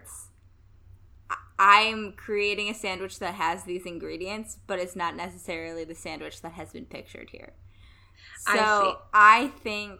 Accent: Midwest, Ohio, United States; I'm from the Midwest

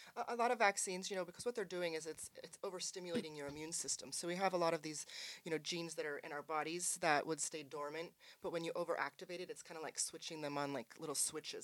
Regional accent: Spokane, Washington, United States; moved away; also born or lived in California; from Spokane originally, but moved to California for twenty years

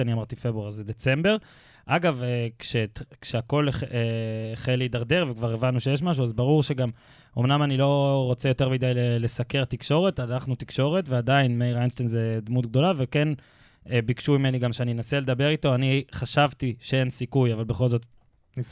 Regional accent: Israel; אני הייתי בן 10, התארח אצלנו במושב דוד שלי

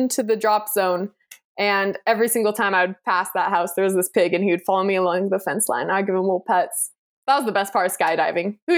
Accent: United States; I'm American.

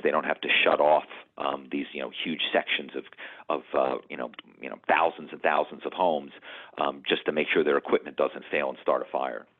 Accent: Malibu, California, United States; this is my hometown, because I lived here

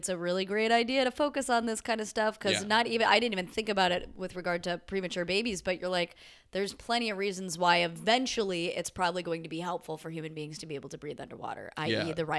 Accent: United States; being American, being like one of the primary contributors to the problem

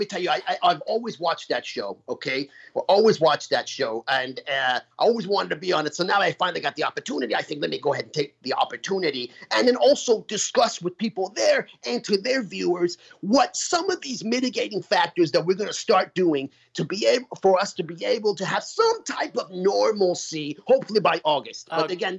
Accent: New York, United States; I'm from New York, so we're sharp. We're New Yorkers, we're sharp.

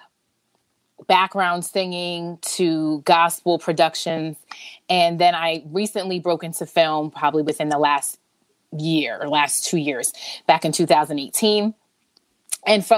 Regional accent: Summit, New Jersey, United States; I am from Summit, New Jersey. I still live in Jersey. I am a Jersey girl to the bone

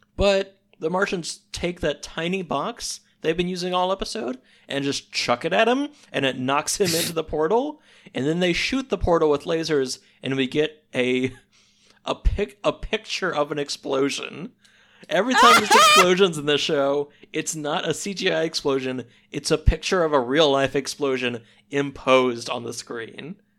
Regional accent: Missouri, United States; We don't have deserts out here.

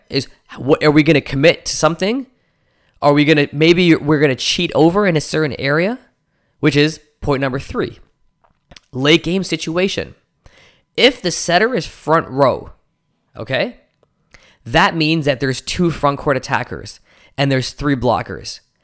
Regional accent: Toronto, Ontario, Canada; my hometown of Toronto

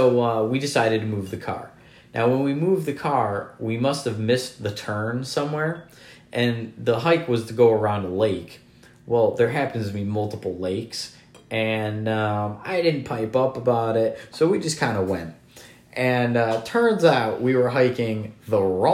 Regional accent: Connecticut, United States; we're both from Connecticut

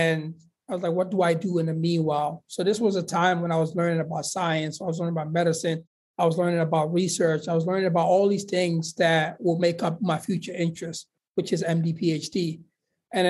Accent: Guinea; moved away; also born or lived in Sierra Leone; my family actually had to flee because there was a civil war in Sierra Leone. So they went to the neighboring country of Guinea.

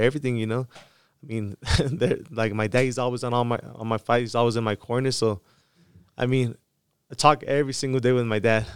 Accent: Mexicali, Baja California, Mexico; my hometown, uh, Mexicali

